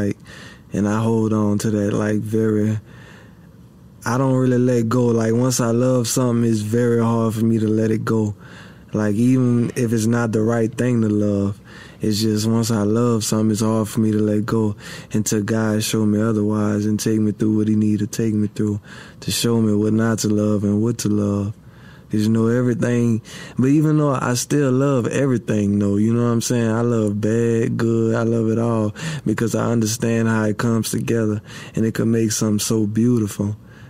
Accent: Abbeville, Louisiana, United States; I was born in Abbeville, Louisiana, at Women's and Children's.

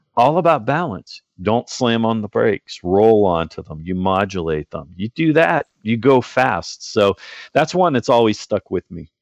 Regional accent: outside of Pittsburgh, Pennsylvania, United States; moved away as an adult; I grew up outside of Pittsburgh

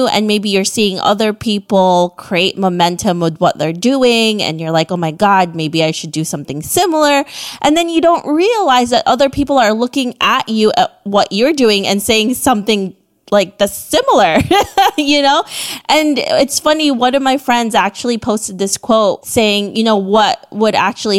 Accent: Philippines; I'm from the Southeast Asia.

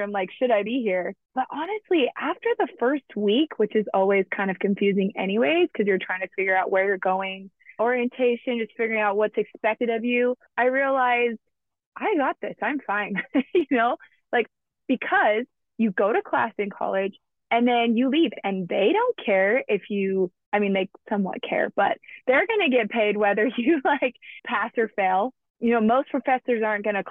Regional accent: Alaska, United States; I grew up in Alaska

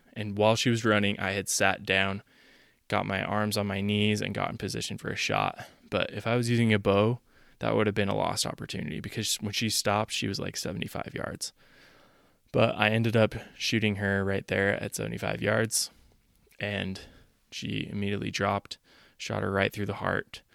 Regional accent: Utah, United States; I'm from Utah

